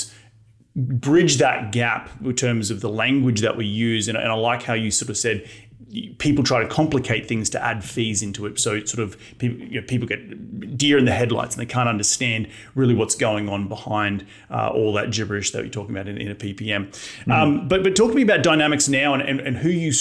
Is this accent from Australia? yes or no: yes; Australia; now in United States; me growing up in Australia or here in the United States